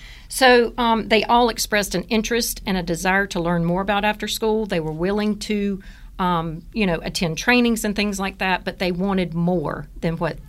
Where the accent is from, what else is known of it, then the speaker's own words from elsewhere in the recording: Augusta, Georgia, United States; moved away as an adult; now in Hayesville, United States; I am from Georgia. Okay. I lived in Augusta all of my life until a few years ago. My youngest graduated from college, so we moved to our vacation home in Hayesville, North Carolina.